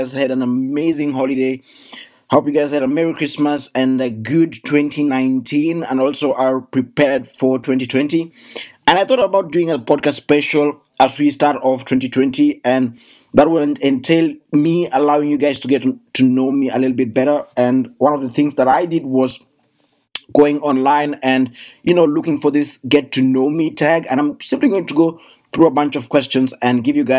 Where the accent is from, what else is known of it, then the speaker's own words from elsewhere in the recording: Kenya; now in Germany; I come from Kenya and currently I live in Germany